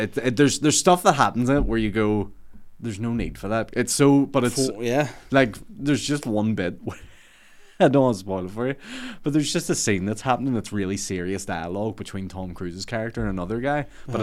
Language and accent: English; Northern Ireland, United Kingdom; I say we, I had nothing to do with the production, but because we're from Northern Ireland, I'm